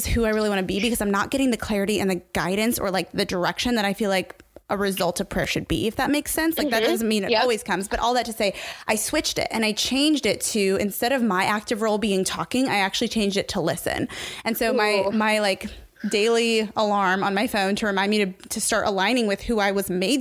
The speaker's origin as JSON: {"language": "English", "region": "Indiana", "country": "United States", "said": "I'm from Indiana"}